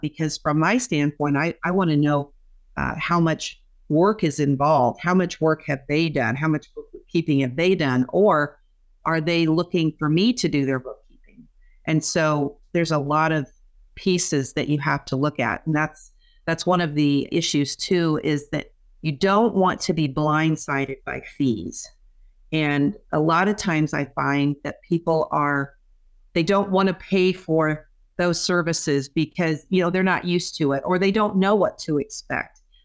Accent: Kansas, United States; moved away as an adult; also born or lived in Saint Louis, Missouri; now in Nebraska, United States; I grew up in Kansas

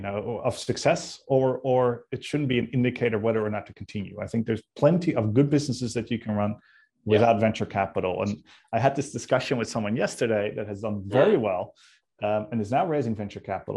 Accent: Netherlands; now in Sydney, Australia

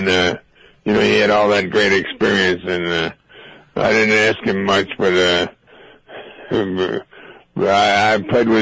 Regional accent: Missouri, United States; I chose my home state of Missouri

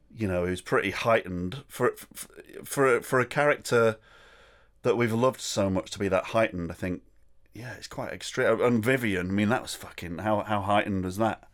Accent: Rochdale, North West England, United Kingdom; also born or lived in Manchester; I was born in Rochdale

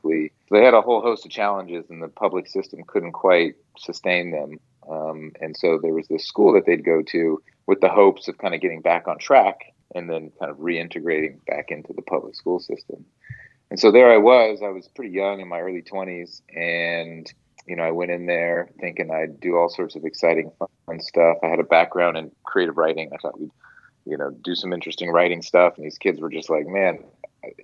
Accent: Alameda, California, United States; I grew up in the Bay Area. And I went to a public high school in a little town called Alameda

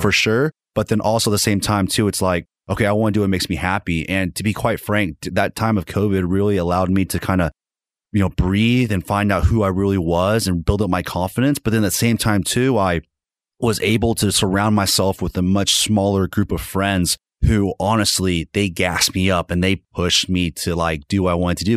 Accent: Fort Smith, Arkansas, United States; now in Northwest Arkansas, United States; I'm originally from Fort Smith and I just, you know, I had to get out of that town

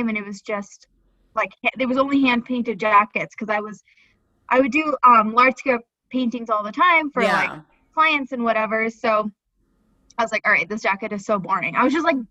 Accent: Ohio, United States; moved away; also born or lived in New York; I'm from Ohio

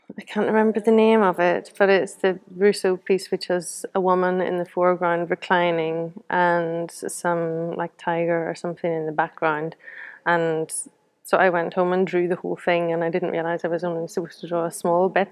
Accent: Belfast, Northern Ireland, United Kingdom; now in Newcastle upon Tyne, United Kingdom; I'm from from Belfast originally, but I live in Newcastle upon Tyne now, Gateshead.

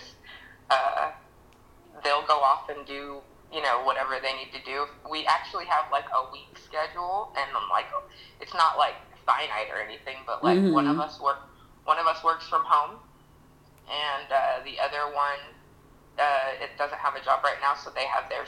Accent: Sacramento, California, United States; moved away; I'm from Sacramento originally

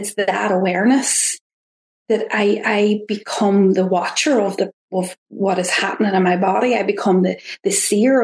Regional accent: Ireland; accent: Irish; my Irish accent

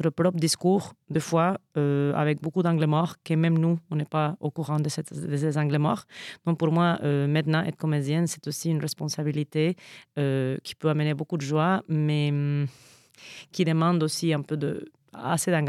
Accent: Veracruz, Mexico; French is a second language; moved away as an adult; now in Montreal, Canada; moi, je viens du Mexique. J'étais, euh, j'étais née là-bas. J'étais aussi éduquée là-bas. Et j'ai fait mes études là-bas au Mexique, au sud du Mexique, dans une province qui s'appelle Veracruz.

